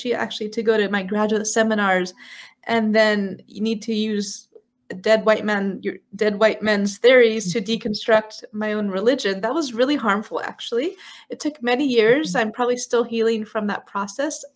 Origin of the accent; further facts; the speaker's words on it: San Francisco, California, United States; moved away as an adult; I grew up in San Francisco, California